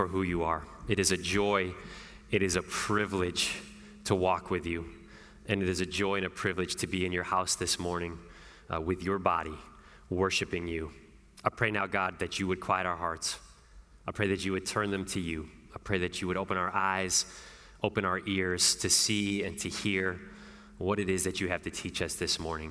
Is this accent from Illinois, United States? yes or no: no; Northeast Ohio, United States; moved away as an adult; also born or lived in Chicago; my hometown in Northeast Ohio.